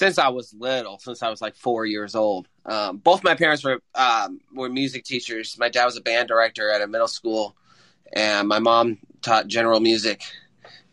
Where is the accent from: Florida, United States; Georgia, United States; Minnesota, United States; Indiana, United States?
Indiana, United States; Franklin; I'm from Franklin, Indiana